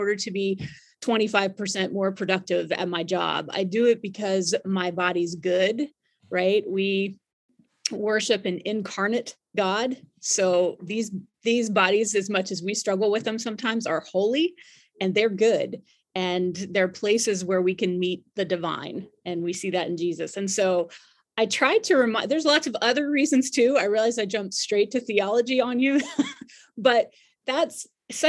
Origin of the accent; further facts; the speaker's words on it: Hampton, Virginia, United States; also born or lived in Williamsburg, Virginia; now in Charlottesville, United States; I'm from Virginia, but closer down to where you're serving. I grew up in Hampton and Williamsburg, but I've been in Charlottesville for a long time